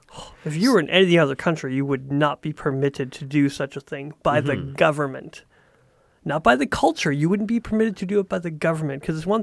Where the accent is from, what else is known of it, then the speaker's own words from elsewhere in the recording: United States; yeah, I'm from America, I love my country, it's really amazing.